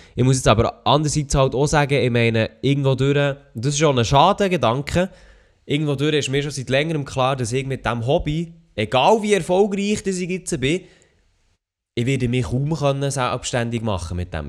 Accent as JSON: {"language": "German", "country": "Switzerland", "said": "bei uns in der Schweiz"}